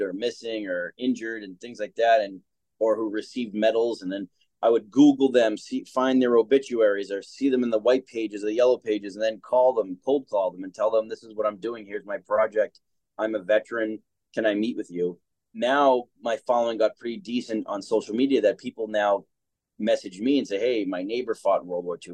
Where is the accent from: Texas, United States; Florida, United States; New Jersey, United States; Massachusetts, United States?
Massachusetts, United States; Boston; I was born here in Boston, Mass, and I had a great upbringing